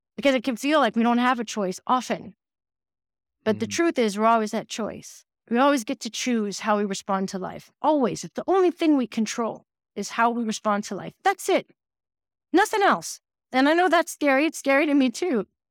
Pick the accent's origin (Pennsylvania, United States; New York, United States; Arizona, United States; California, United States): New York, United States; New York City; moved away; I'm from New York City originally. I'm half Canadian, half American, but I grew up between like Brooklyn and Manhattan